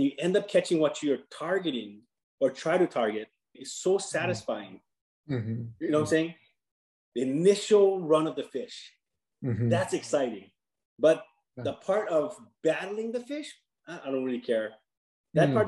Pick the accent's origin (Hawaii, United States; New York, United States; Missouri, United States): Hawaii, United States; moved away as an adult; now in Las Vegas, United States; Growing up in Hawaii